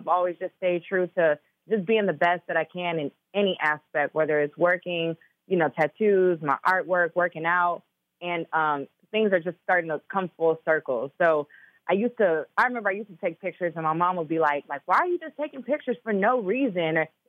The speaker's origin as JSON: {"language": "English", "town": "Chicago", "region": "Illinois", "country": "United States", "also_born_or_lived": "Minnesota", "said": "I know all about that cold. You know, I'm from Chicago too."}